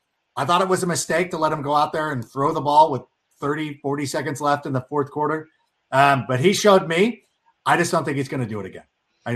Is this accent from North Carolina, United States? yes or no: no; Southern California, United States; also born or lived in Chicago; I was born in Chicago, grew up in Southern California.